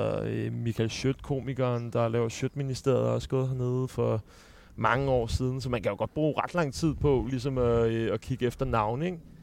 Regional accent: Sorø, Zealand, Denmark; moved away; also born or lived in Copenhagen; jeg er født i København, men jeg flyttede til Sorø i en alder af to år, så Al min folkeskoletid gik ud på, øh, noget, der hedder Frederiksberg Skole

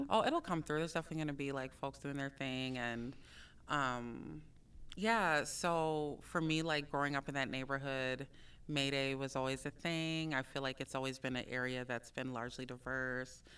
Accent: Minneapolis, Minnesota, United States; I grew up in South Minneapolis um, and Phillips, between Phillips and Powderhorn between those two neighborhoods.

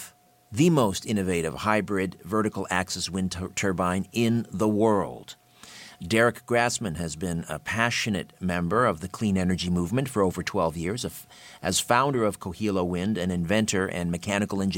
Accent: Brantford, Ontario, Canada; In my hometown, Brantford, here in southern Ontario, in Brant County

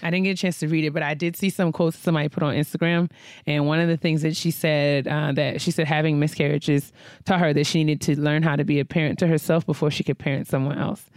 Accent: New York, United States; New York.

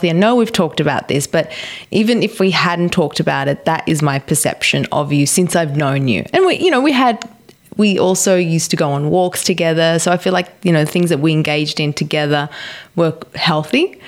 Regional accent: Australia; growing up in an Italian household, both my parents are Italian, growing up in Australia

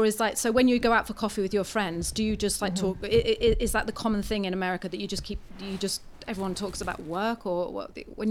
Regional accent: England, United Kingdom; now in New Zealand; Honestly, I thought when we came over from England

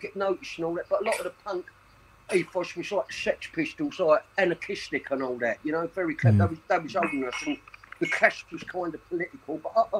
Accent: Custom House, London, United Kingdom; born there; I was born in Custom House, just over a mile from the ground.

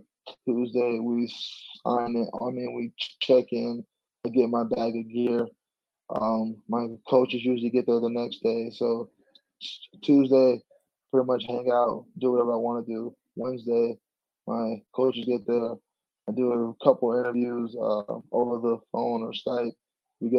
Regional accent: Chicago, Illinois, United States; moved away as an adult; now in Denver, United States; I'm originally from Chicago

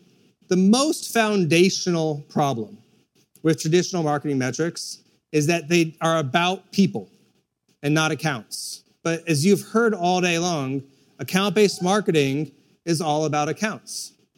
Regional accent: Ethiopia; born there; I was born in Ethiopia. What's marked on the map is actually Eritrea, because the part where I was born as Mara split off during the Civil War. But at the time, it was Ethiopia.

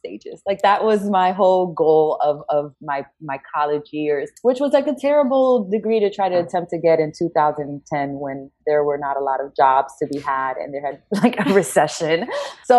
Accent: New York, United States; now in Washington, D.C., United States; I was born and raised in New York

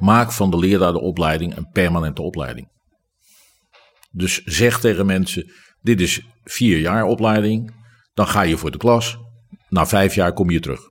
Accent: Rotterdam, South Holland, Netherlands; ik ben Rotterdammer.

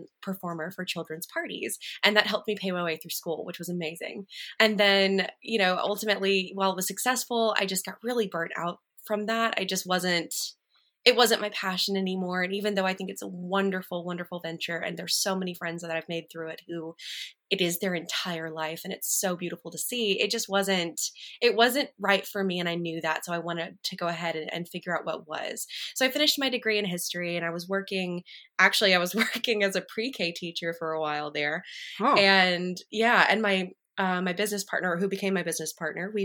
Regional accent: Alabama, United States; I'm from Alabama

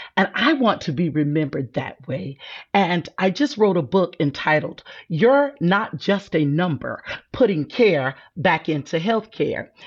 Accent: South Carolina, United States; I'm from South Carolina

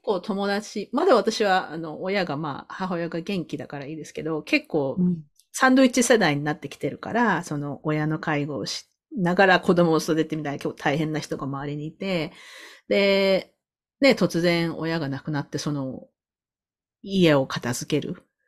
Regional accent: Sasebo, Nagasaki, Japan; 私、長崎県の佐世保市なんです、出身なんですけど

